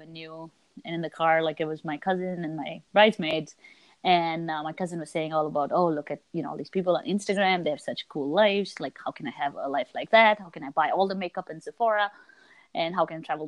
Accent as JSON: {"language": "English", "town": "New Delhi", "region": "Delhi", "country": "India", "tie": "born or raised there", "moved": "as an adult", "lives_now": "Rhode Island, United States", "said": "I live in Rhode Island, and I grew up in India, mostly in New Delhi, and then I moved to the U.S. 7 years ago"}